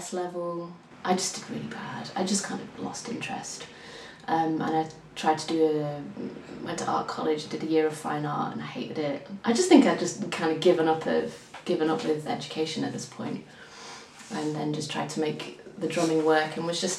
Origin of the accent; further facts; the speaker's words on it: Yorkshire and the Humber, United Kingdom; I'm from Yorkshire, so it was all around sort of the north of England